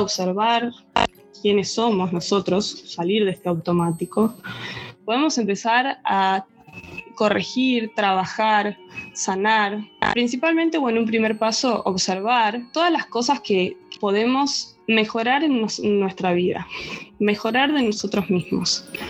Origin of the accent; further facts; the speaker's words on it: Buenos Aires, Argentina; moved away; soy argentina, nací en Buenos Aires